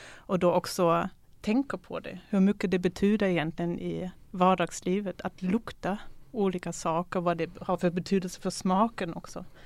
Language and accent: Swedish; Germany; moved away; Jag är ju född ifrån DDR